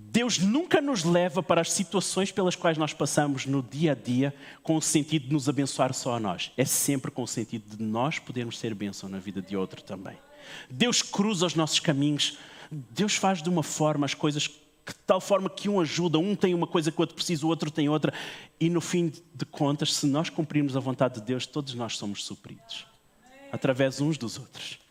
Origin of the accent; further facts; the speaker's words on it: Portugal; eu sou português também